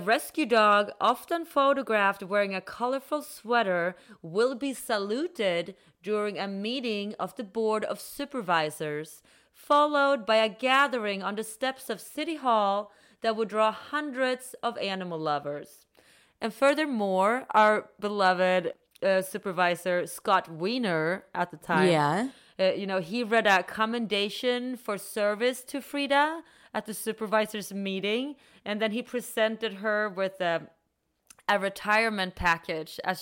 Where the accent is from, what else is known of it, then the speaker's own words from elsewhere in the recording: Sweden; now in United States; I'm from Sweden.